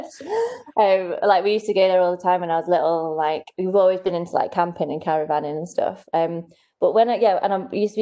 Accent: Manchester, North West England, United Kingdom; moved away as an adult; also born or lived in Newcastle / Leicester / Portsmouth; now in Caithness, United Kingdom; I was born in Manchester.

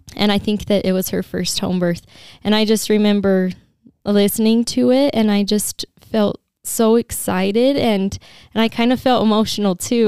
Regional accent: St. George, Utah, United States; I'm from Saint George. I grew up here and have lived here my whole life

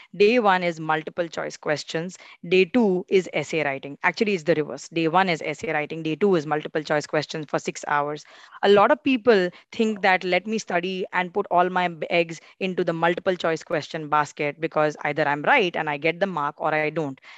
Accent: India; we are competing as Indian law students

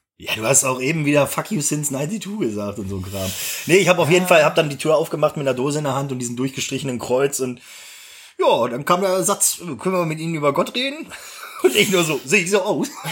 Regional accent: Gronau, Lower Saxony, Germany; Ich bin ja in Gronau an der Leine zur Schule gegangen.

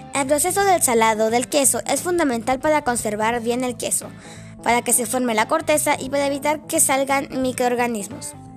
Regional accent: Mallarauco, Santiago Metropolitan Region, Chile; Mayerauco, mi tierra linda

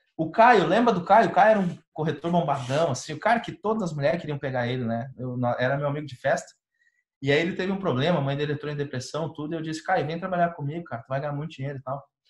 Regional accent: Rio Grande do Sul, Brazil; eu sou do Rio Grande do Sul

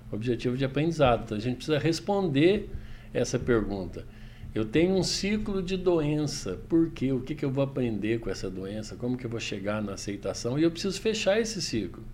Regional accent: Itajubá, Minas Gerais, Brazil; accent: mineiro; esse é meu sotaque, né, Douglas? Essa é minha língua. Bom, eu sou mineiro de Itajubá, Minas Gerais

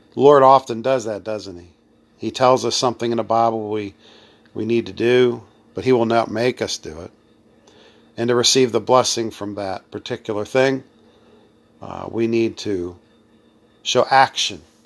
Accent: United States; I'm being American

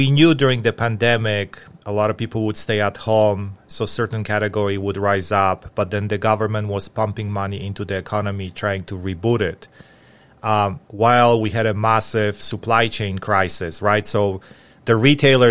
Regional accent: Atlanta, Georgia, United States; in Atlanta, in my hometown

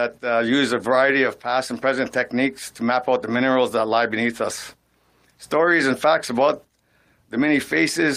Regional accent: Sault Ste. Marie, Ontario, Canada; when I was growing up in Sault Ste. Marie

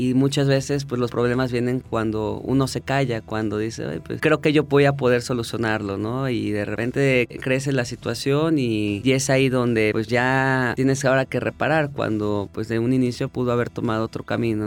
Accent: Mexico; moved away as an adult; yo cuando regresé a México

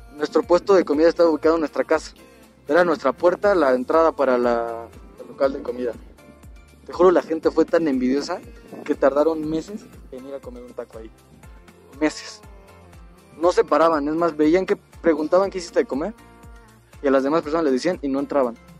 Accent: Mexico; soy mexicano

